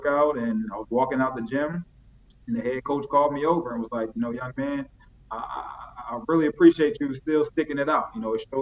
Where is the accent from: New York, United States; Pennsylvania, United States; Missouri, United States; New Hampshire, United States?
Pennsylvania, United States; Chester; my hometown, city of Chester, Pennsylvania, and where I was born and raised